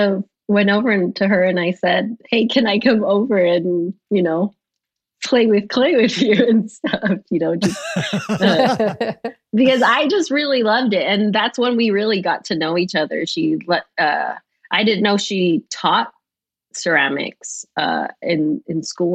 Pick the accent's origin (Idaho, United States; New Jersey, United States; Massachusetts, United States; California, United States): California, United States; Los Angeles; I was born and raised in Los Angeles, California.